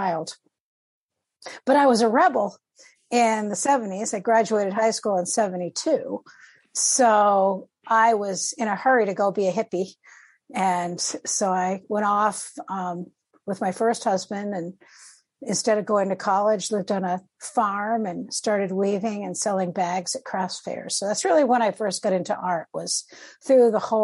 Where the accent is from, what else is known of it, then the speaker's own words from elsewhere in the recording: Wayland, Massachusetts, United States; moved away as an adult; also born or lived in Bremerhaven, Germany; now in Tennessee, United States; So I grew up in Eastern Mass, just outside of Boston, in Wayland, Mass